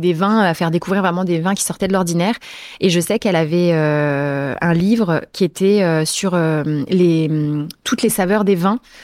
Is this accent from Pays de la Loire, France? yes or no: yes; Sarthe, Pays de la Loire, France; also born or lived in Angers, Anjou; now in Paris, France; je suis née dans la Sarthe